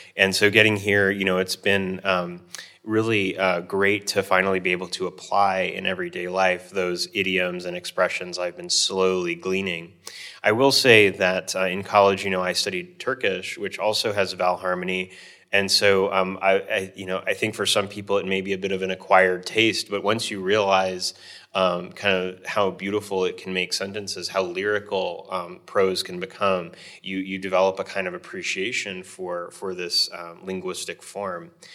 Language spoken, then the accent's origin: English; Hawaii, United States; I grew up in Hawaii, uh, the, one of the most ethnically diverse states in the Union.